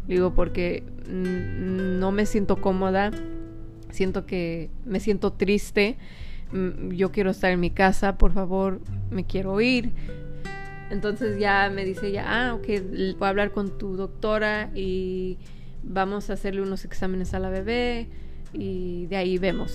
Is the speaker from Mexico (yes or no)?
yes; Mexico; somos mexicanos